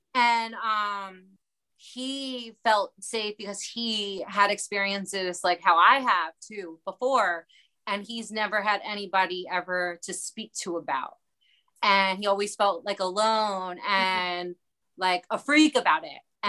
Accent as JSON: {"language": "English", "town": "Baltimore", "region": "Maryland", "country": "United States", "said": "I'm from Baltimore"}